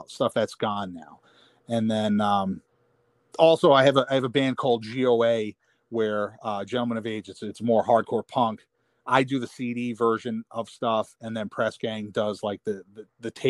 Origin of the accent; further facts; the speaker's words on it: New York, United States; because I think growing up in New York, you have such a rich hardcore history